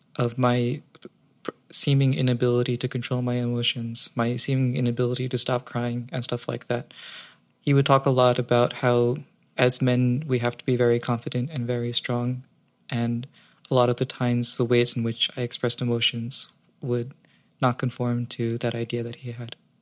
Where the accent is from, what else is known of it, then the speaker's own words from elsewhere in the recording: New York City, New York, United States; Growing up in New York, New York City, it's fairly liberal.